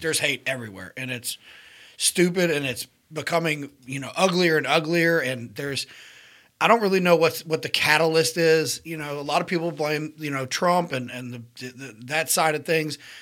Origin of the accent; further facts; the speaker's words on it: Mountain Brook, Alabama, United States; I was born and raised in Mountain Brook, Alabama